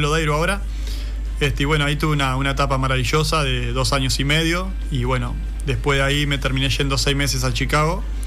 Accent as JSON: {"language": "Spanish", "town": "Agraciada", "region": "Soriano", "country": "Uruguay", "tie": "born or raised there", "said": "club de, mi pueblo, Agraciada, que, que, es el club de mis amores, y bueno, de donde uno creció en la sede"}